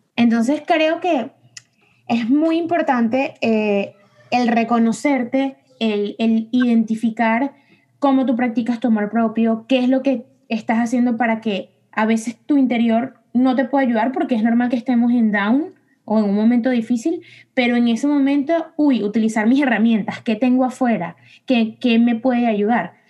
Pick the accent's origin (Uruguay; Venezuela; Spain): Venezuela; nosotros somos de Venezuela